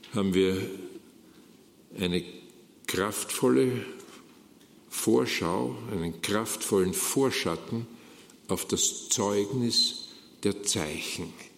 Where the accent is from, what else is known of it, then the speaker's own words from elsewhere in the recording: Austria; wie das bei uns in Österreich heißt